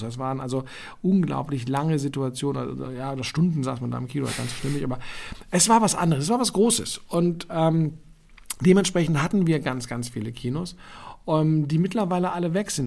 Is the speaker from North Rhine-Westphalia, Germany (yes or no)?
no; Berlin, Germany; Reichsstraße in Westend, Charlottenburg, ähm, wo ich als Kind aufgewachsen bin